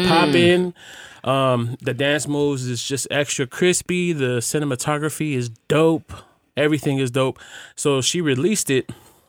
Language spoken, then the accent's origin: English; Hawaii, United States; The youngest of 8 children, I became auntie to many. Growing up in Hawaii, I developed a strong relationship with God and also discovered my passion for fashion.